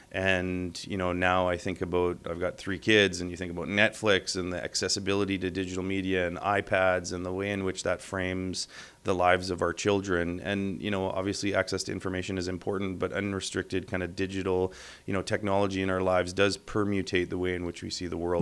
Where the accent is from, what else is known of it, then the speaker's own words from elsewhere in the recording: Winnipeg, Manitoba, Canada; also born or lived in Thompson, Manitoba / Verdun; I'm a Winnipeager. Uh, I've spent most of my life here. I was born in Thompson, lived in Verdun. Uh, my consciousness kind of comes into being with the pump jacks of South uh, western Manitoba